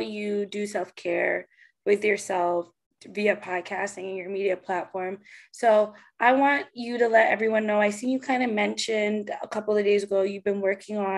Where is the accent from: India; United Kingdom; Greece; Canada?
Canada; I'm from Canada.